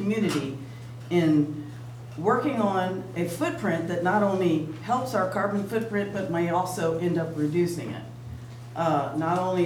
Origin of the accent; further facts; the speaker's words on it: Galveston, Texas, United States; moved away as an adult; now in Hammond, United States; I'm from Texas. I was born in Galveston, and I moved here to escape suburban sprawl